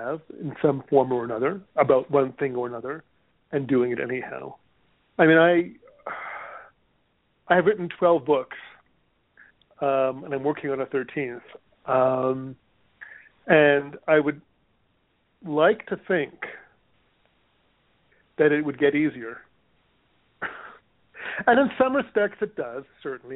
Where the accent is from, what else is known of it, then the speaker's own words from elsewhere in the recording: Canada; also born or lived in Hawaii; now in United States; I'm Canadian, and I haven't had health insurance in this country